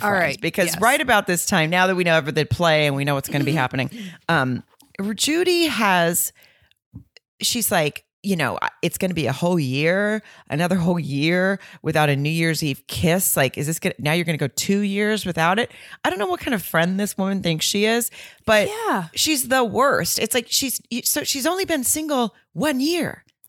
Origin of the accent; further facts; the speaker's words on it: the South, United States; I'm from the South. And I just feel like if I was walking around in my small hometown single, that's what somebody would say to me as I walked around.